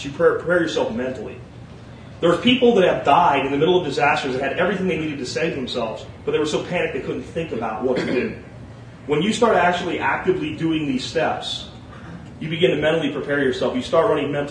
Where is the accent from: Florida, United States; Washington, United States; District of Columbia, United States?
Florida, United States; Jacksonville; I grew up in Jacksonville, Florida